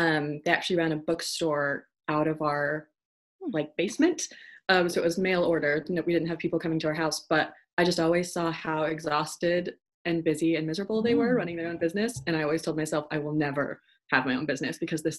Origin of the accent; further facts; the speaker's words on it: Idaho, United States; moved away as an adult; also born or lived in Oregon; now in United Kingdom; I've been here for a couple of years, did my master's in acting musicianship, but I'm from Idaho, and Oregon is where feels like home